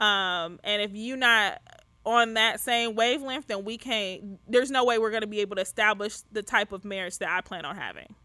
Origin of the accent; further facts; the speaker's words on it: Detroit, Michigan, United States; moved away; I grew up poor. I'm from Detroit. I grew up poor.